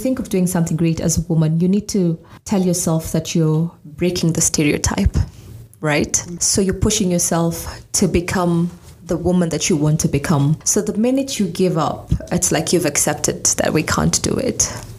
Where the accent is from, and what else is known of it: Garbatula, Isiolo County, Kenya